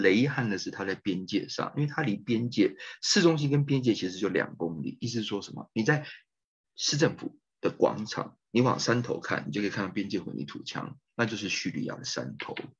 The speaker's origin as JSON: {"language": "Chinese", "town": "Taipei", "country": "Taiwan", "tie": "born or raised there", "also_born_or_lived": "United States / Melbourne, Australia / Finland / Turkey", "moved": "as an adult", "said": "在一九七九年出生，在台北出生的，的台湾人"}